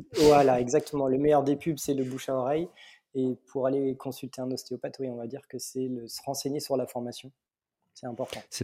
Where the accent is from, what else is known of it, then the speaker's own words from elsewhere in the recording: Mâcon, Bourgogne-Franche-Comté, France; je viens de Mâcon, en Bourgogne, au sud de la Bourgogne